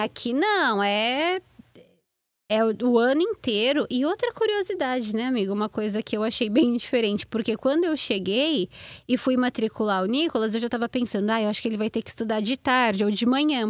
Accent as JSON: {"language": "Portuguese", "region": "São Paulo", "country": "Brazil", "moved": "as an adult", "lives_now": "United States", "said": "Eu morava em São Paulo, ali pertinho de Diadema"}